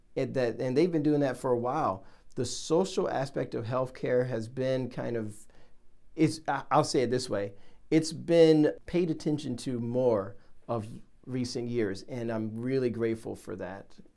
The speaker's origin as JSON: {"language": "English", "region": "Ohio", "country": "United States", "said": "I I'm from Ohio"}